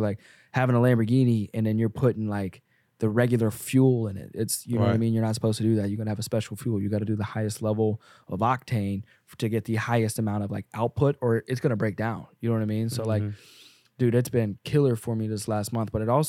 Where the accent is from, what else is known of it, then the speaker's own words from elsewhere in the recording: the South, United States; I'm not trying to be a cowboy and all, even though I grew up in the South